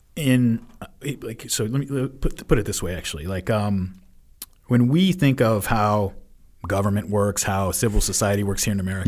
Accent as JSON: {"language": "English", "country": "United States", "said": "as an American"}